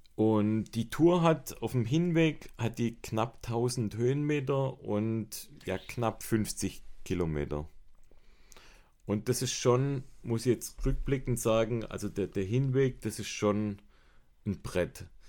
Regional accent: Baden-Württemberg, Germany; bei uns in Baden-Württemberg

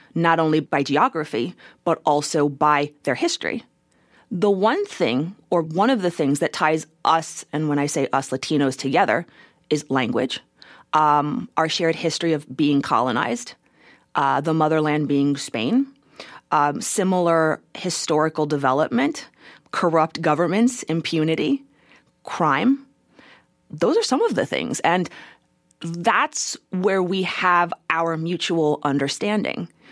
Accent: United States; I, as a first generation American, literally live into worlds. I live in the world that I was born into as an American citizen

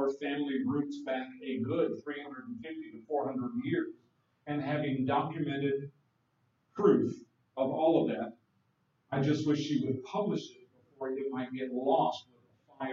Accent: Prince George County, Virginia, United States; graduated in Southeast Virginia from Prince George High School in Prince George County, Virginia

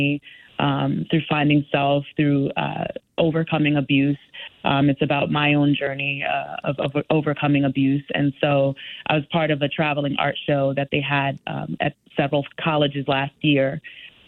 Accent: Stamford, Connecticut, United States; Though I did not grow up in Bridgeport, I grew up in Stamford. I did grow up in the projects of Stamford

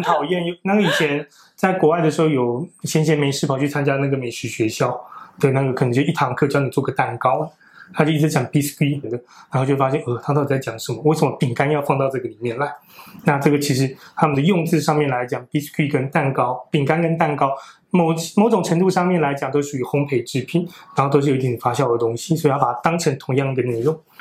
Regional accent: Taiwan; 我们台湾人比较容易不能接受的习惯是什么呢

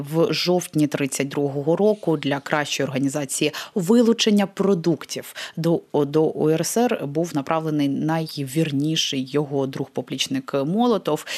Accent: Crimea, Ukraine; moved away; Я особисто зростаючи в Криму років 20, поки там жила

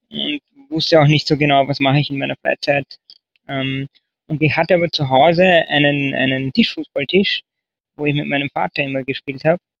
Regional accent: Lower Austria, Austria; moved away as an adult; now in Vienna, Austria; Jo, also ich komme aus Österreich, äh, eigentlich aus Niederösterreich und bin dann vor 15 Jahren nach Wien gezogen äh, zum Studieren

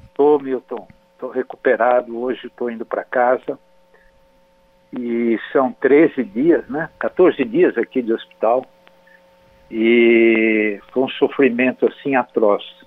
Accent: São Manuel, São Paulo, Brazil; moved away; Eu, eu saí lá de São Manuel, interior de São Paulo, meus pais também, e toda a minha vida eu construí

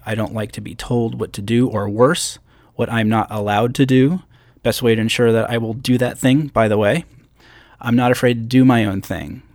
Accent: Schenectady, New York, United States; So I grew up in upstate New York, not near the Canadian border, but actually a small city called Schenectady.

